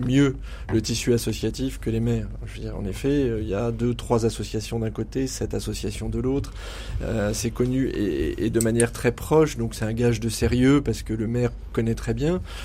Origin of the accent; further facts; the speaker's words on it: Auvergne-Rhône-Alpes, France; On est auvergnat d'origine